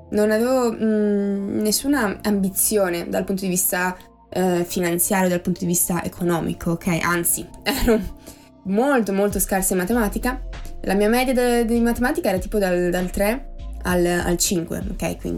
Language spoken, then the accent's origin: Italian; Treviso, Veneto, Italy; sono di Treviso, una piccola cittadina, quella che ha appunto i coniglietti, il put ehm, e le mozzarelle in carrozza, ok? Dove c'è il prosecco, non so se avete presente, vicino a Venezia e, ehm, ho 21 anni.